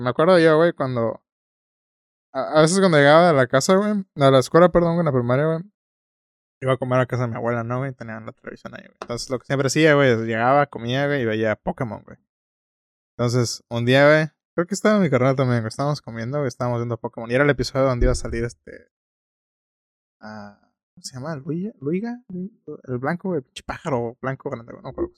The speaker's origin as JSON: {"language": "Spanish", "country": "Mexico", "said": "tú lo ves como mexicano"}